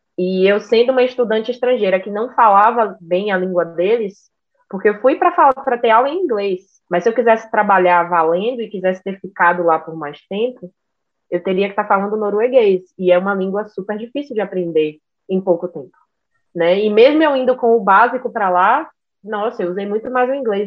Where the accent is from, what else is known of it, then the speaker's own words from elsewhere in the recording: Bahia, Brazil; moved away as an adult; eu sou baiana